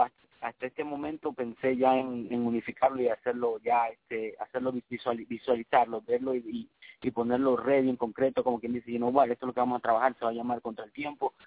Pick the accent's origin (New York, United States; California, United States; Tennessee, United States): New York, United States; orgullosamente criado y nacido aquí en Nuevo York de padres ecuatorianos de Ecuador, de Guayaquil, Ecuador